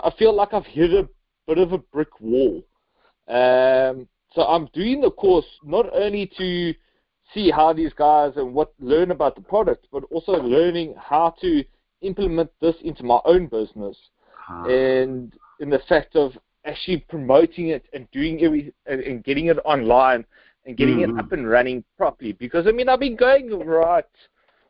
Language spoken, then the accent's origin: English; Cape Town, Western Cape, South Africa; I'm from Cape Town, South Africa. So I'm like halfway across the world right now, sitting at my desk